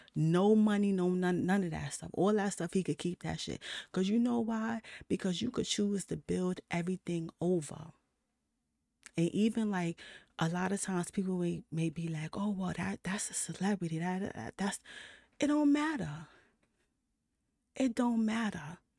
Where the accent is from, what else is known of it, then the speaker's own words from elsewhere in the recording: New York City, New York, United States; I'm from New York City